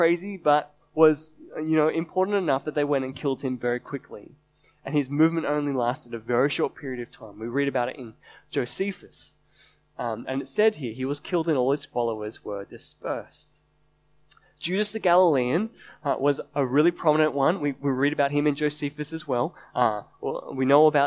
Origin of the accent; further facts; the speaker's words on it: Sydney, New South Wales, Australia; I'm born and raised in Sydney